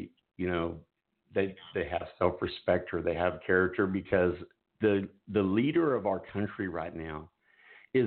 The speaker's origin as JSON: {"language": "English", "country": "United States", "said": "I'm an American."}